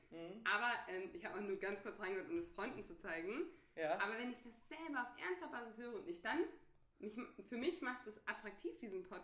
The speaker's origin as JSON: {"language": "German", "region": "Hesse", "country": "Germany", "moved": "as an adult", "lives_now": "Münster, Germany", "said": "ich komme aus Hessen"}